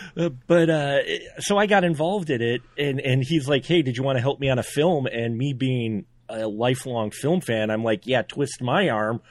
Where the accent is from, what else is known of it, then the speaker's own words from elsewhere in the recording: Central Wisconsin, United States; you know Wisconsin, I'm from Wisconsin, Central Wisconsin.